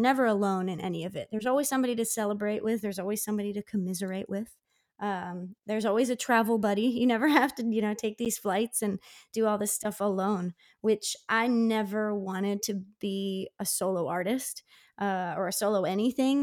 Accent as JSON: {"language": "English", "town": "Downingtown", "region": "Pennsylvania", "country": "United States", "tie": "born or raised there", "said": "my hometown, of Downing Town, which is about forty miles west of Philly"}